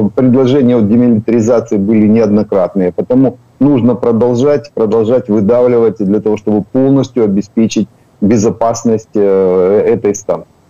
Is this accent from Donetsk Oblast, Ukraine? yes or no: yes; Makiivka, Donetsk Oblast, Ukraine; Я родился в Макіївці, я Макіївчанин